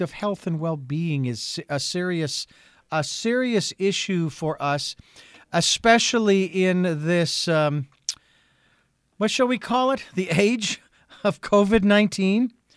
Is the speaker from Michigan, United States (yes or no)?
no; Phoenix, Arizona, United States; now in Santa Barbara, United States; I was born and raised in Phoenix, Arizona.